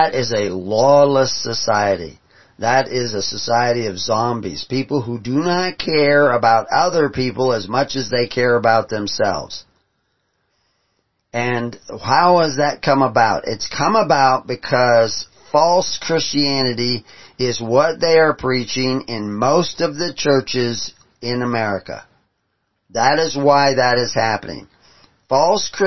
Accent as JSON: {"language": "English", "region": "the South", "country": "United States", "tie": "born or raised there", "also_born_or_lived": "San Francisco / Minneapolis / Boston", "moved": "yes", "said": "I grew up in the South"}